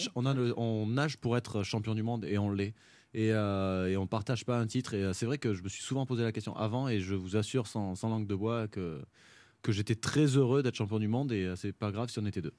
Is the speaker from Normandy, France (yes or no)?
no; Font-Romeu, Occitania, France; also born or lived in Narbonne / Paris; c'est pour ça que je suis arrivé à Fort-Romeu